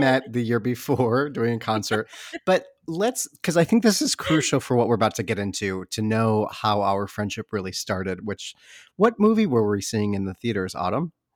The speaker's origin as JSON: {"language": "English", "region": "Michigan", "country": "United States", "said": "I'm from Michigan"}